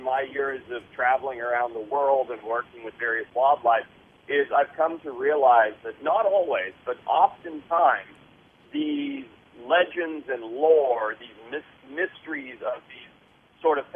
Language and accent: English; Zimbabwe; moved away; I grew up in Southern Africa